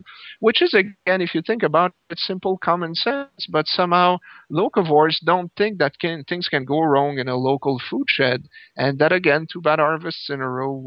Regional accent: Canada; I'm Canadian, and I grew up in the countryside.

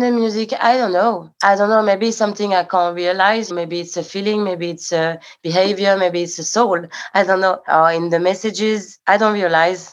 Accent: Paris, Île-de-France, France; I was born in Paris and I grew up in Paris

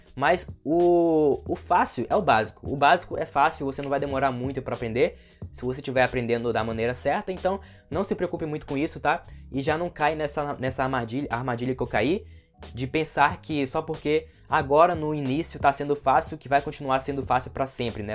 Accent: Brazil; nós que somos brasileiros

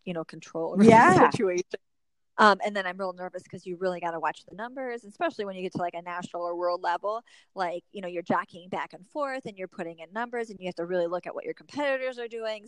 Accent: Michigan, United States; moved away as an adult; now in North Carolina, United States; growing up in Michigan, teachers made very good money

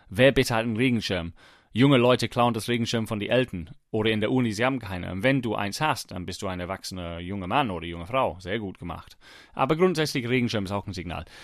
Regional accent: England, United Kingdom; ich versuche auch als Engländer in England, es gibt wenig sonnige Tage.

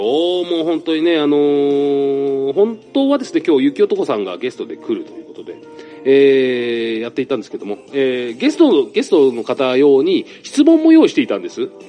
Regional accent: Saitama, Japan; 俺も埼玉県ですから

